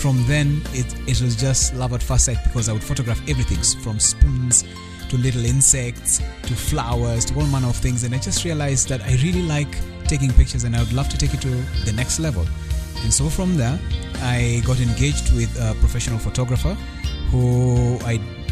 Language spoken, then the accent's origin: English; Nairobi, Kenya; I hail from Nairobi, and the country is Kenya.